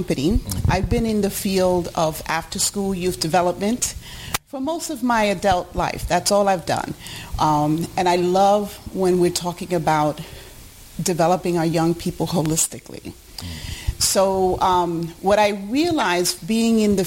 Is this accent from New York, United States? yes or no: yes; New York City, New York, United States; also born or lived in Puerto Rico; I was born in Puerto Rico, but I was raised in Harlem, New York